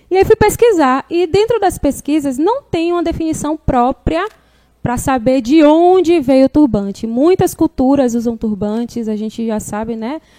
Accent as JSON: {"language": "Portuguese", "town": "Barra do Pojuca", "region": "Bahia", "country": "Brazil", "said": "é. Não, sou de Barra"}